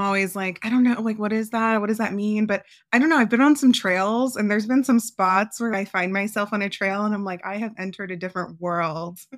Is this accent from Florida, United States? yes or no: yes; Florida, United States; moved away as an adult; now in Phoenix, United States; I'm from Florida, so I'm used to the heat